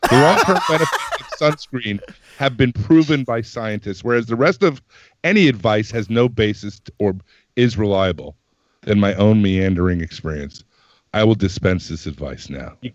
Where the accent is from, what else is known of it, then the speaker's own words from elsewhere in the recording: Manhattan, New York, United States; from Manhattan.